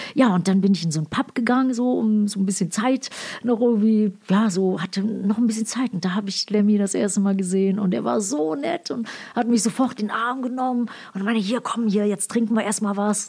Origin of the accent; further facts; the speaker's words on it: Ruhr area, North Rhine-Westphalia, Germany; moved away as an adult; also born or lived in United States; ich bin im Ruhr Ruhrpott aufgewachsen, also mit meinem Vater